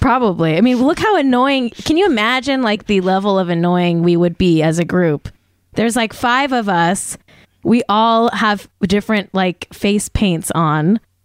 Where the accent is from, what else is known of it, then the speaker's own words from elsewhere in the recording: Manhattan Beach, California, United States; Polynesian themed fries was my hometown fries